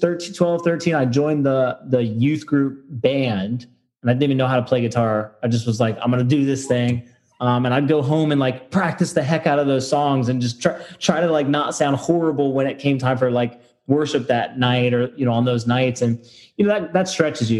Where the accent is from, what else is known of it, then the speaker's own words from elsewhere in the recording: Fredericksburg, Virginia, United States; I grew up here, like around second grade, we moved to Fredericksburg from Northern Virginia